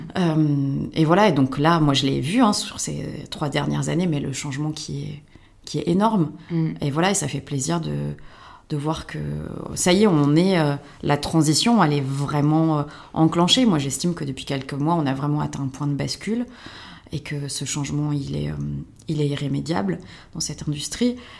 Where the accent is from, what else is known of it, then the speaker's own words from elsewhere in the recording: France; en tant que Français